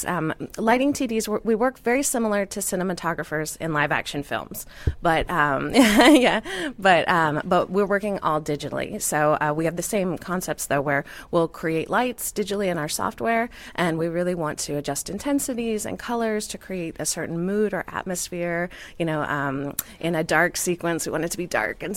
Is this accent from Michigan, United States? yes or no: no; Houston, Texas, United States; I grew up in Houston.